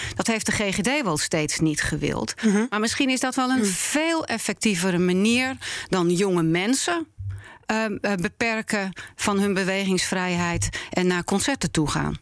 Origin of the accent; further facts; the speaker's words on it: Netherlands; ik ben een Nederlander. Ik ben hier geboren en eh, opgegroeid.